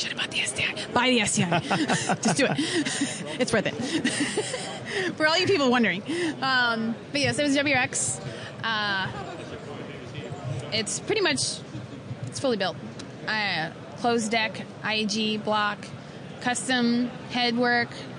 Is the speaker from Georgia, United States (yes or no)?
no; Missouri, United States; I grew up in Missouri